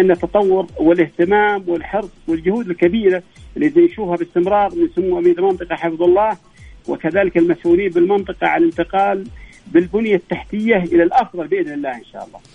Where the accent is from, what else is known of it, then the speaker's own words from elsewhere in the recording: Asir, Saudi Arabia; عندنا في عسير